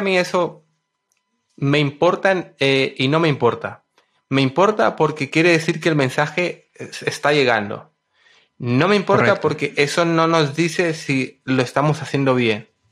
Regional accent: Honduras; yo nací en Honduras el 9 de marzo de 1995.

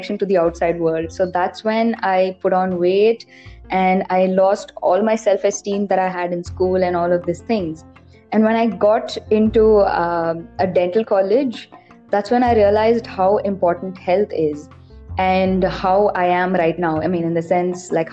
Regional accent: Bangalore, Karnataka, India; also born or lived in Tiruchirappalli, Tamil Nadu; So I was born in Tirchi, which is in Tamil Nadu, but then I was completely brought up in Bangalore. So I'm like a hardcore Bangalorean

